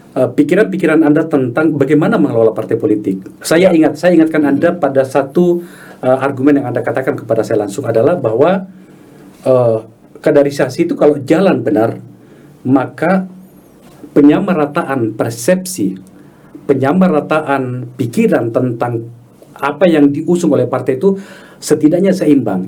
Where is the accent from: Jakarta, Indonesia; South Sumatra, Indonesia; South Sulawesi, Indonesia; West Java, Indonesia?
South Sulawesi, Indonesia; Makassar; kota saya saya di Makassar